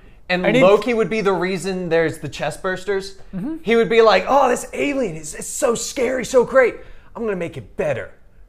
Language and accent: English; Canada; I'm Canadian.